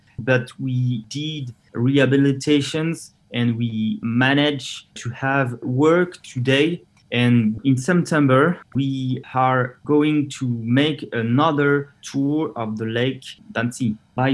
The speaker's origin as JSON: {"language": "English", "town": "Metz", "region": "Grand Est", "country": "France", "tie": "born there", "also_born_or_lived": "Warsaw, Poland", "second_language": "English", "moved": "as an adult", "said": "I was born in 1990 in France, in Metz. I went for Erasmus in Warsaw, Poland."}